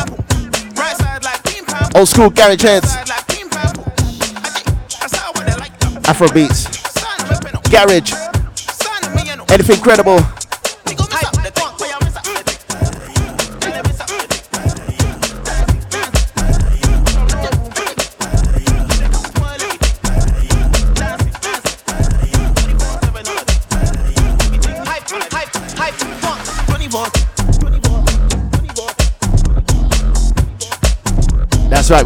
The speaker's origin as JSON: {"language": "English", "country": "Ghana", "said": "I'm actually from Ghana, right? I'm from Ghana."}